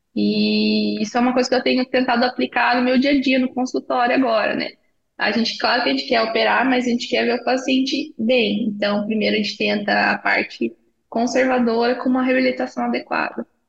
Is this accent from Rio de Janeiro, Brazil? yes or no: no; Paraná, Brazil; also born or lived in Itajaí / Londrina / Taubaté / Chicago; Eu sou paranaense